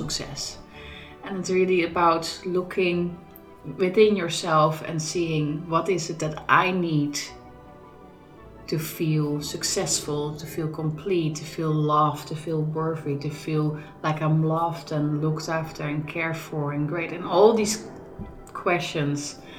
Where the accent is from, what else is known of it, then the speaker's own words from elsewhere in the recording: Netherlands; now in Scotland, United Kingdom; I grew up in the Netherlands